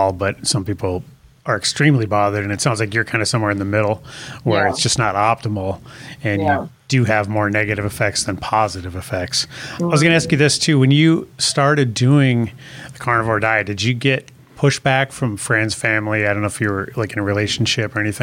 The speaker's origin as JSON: {"language": "English", "region": "North Dakota", "country": "United States", "said": "I'm from North Dakota"}